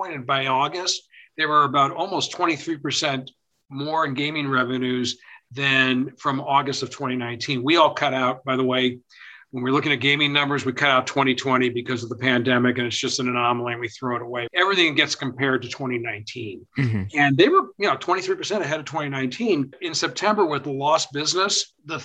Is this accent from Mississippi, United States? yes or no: no; Southern Nevada, United States; I'm from Southern Nevada.